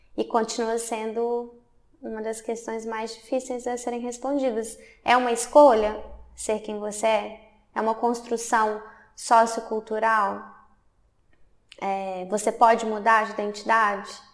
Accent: Belo Horizonte, Minas Gerais, Brazil; moved away as an adult; now in Hamburg, Germany; eu sou de Belo Horizonte, de Minas Gerais, sudeste do Brasil. É, eu moro na Alemanha desde 2019.

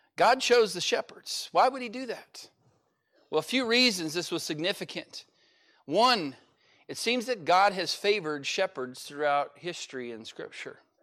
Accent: California, United States; now in Oklahoma, United States; I'm from California

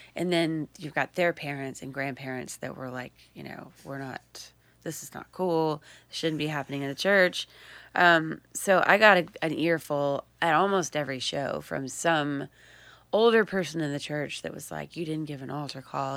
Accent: Texas Hill Country, United States; moved away; I'm from South Central Texas, um, uh, right in between Austin and San Antonio, and they call it the Hill Country

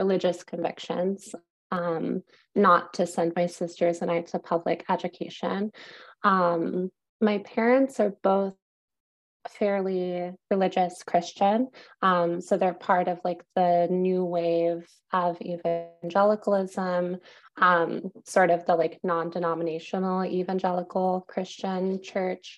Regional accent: Wake Forest, North Carolina, United States; moved away as an adult; also born or lived in Greensboro, North Carolina; now in New York City, United States; I grew up in Wake Forest, North Carolina.

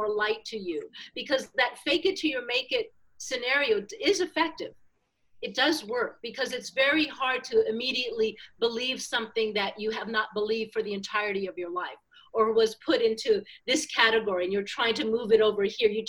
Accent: New York City, New York, United States; moved away; also born or lived in Miami; I was raised in Manhattan in the 60s

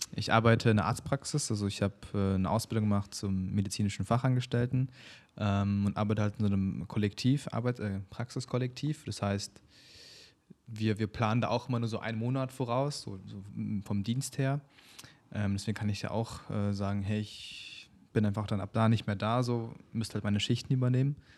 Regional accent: Berlin, Germany; ich bin in Berlin geboren, aber meine Eltern kommen aus der Mongolei

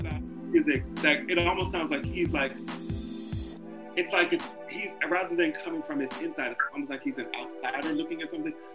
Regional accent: Jamaica; I'm Jamaican

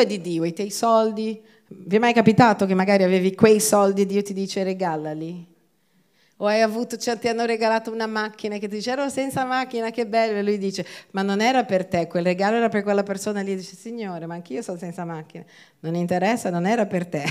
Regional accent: Brazil; now in Italy; io vengo dal Brasile

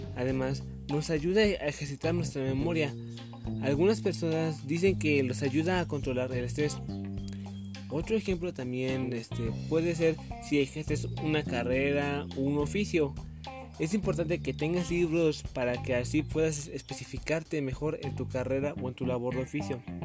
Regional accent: Mexico; como mexicanos

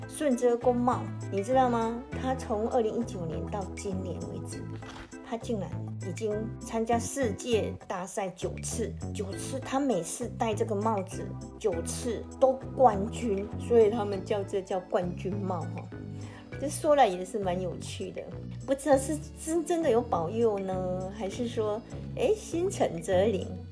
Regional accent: Taiwan; 我们台湾人

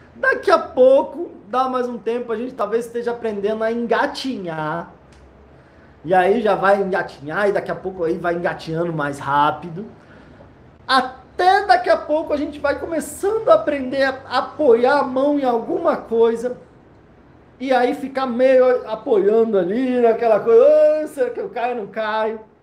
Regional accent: Brasília, Federal District, Brazil; Brasília, eu nasci aqui, gosto muito daqui

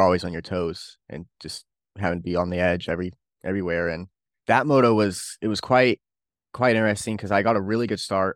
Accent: Bakersfield, California, United States; I'm from Bakersfield, California

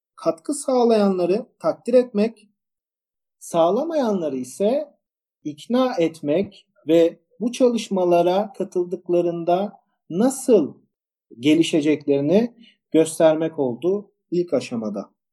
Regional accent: İzmir, Turkey; Ben e, İzmirliyim, e, endüstri mühendisiyim.

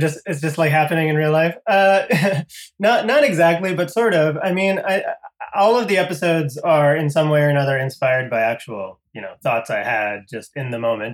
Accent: Connecticut, United States; moved away as an adult; also born or lived in Boston, Massachusetts; I grew up in Connecticut, which is uh, pretty close to there.

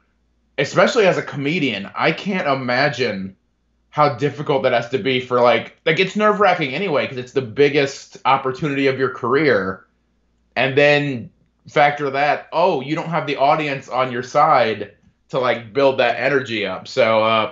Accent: DeMotte, Indiana, United States; also born or lived in Bedford, Indiana; I grew up in DeMott, Indiana, a little small town in the region

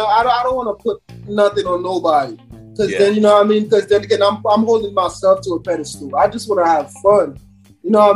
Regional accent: Haiti; also born or lived in Brooklyn; now in United States; I was born in Haiti

